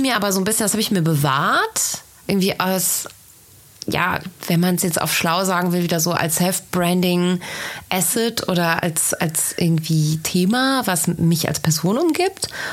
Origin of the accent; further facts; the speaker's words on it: Bergisch Gladbach, North Rhine-Westphalia, Germany; Ich komme auch aus Bergisch Gladbach